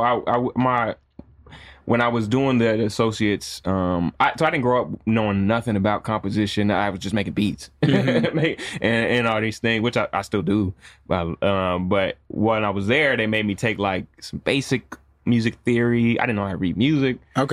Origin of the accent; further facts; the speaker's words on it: Jackson, Michigan, United States; moved away; also born or lived in Chicago / Miami; I'm originally from Jackson, Michigan.